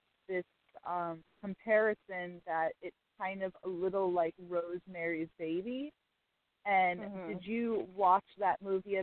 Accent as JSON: {"language": "English", "area": "Westchester", "region": "New York", "country": "United States", "said": "Westchester, New York"}